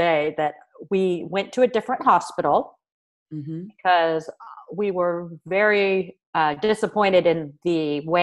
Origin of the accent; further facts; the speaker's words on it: California, United States; moved away as an adult; also born or lived in Cleveland; As much as I'm from California